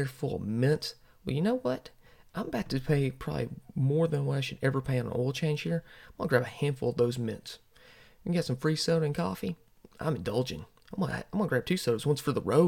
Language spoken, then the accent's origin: English; the South, United States; I'm from the South. Sometimes we have what a lot of people would say hay in the mouth